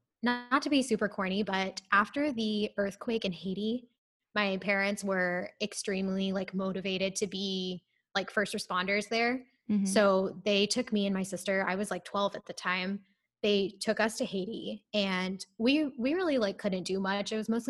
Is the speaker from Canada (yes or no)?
no; India; so I'm actually from India. But whenever I go to India, I travel to the specific city that I'm from